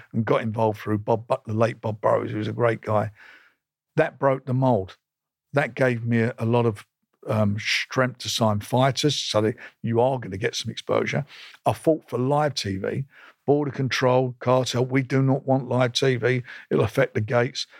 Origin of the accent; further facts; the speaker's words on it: London, United Kingdom; I was born in Islington in nineteen fifty-two. I left school when I was about fourteen and a half